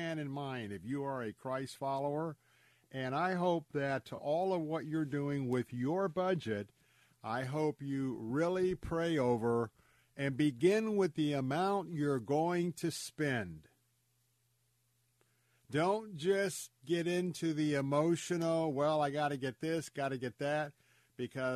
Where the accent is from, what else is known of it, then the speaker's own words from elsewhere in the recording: Tampa, Florida, United States; born and raised in Tampa, I am a Florida cracker